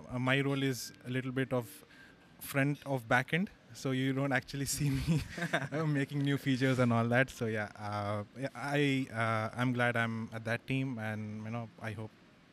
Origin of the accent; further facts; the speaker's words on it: Hyderabad, Telangana, India; I'm from Hyderabad.